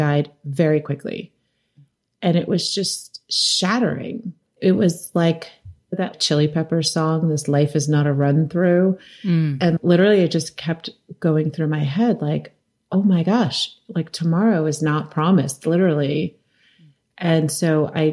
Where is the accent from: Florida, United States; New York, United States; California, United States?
New York, United States; New York City; So my father was a photographer and I grew up in New York City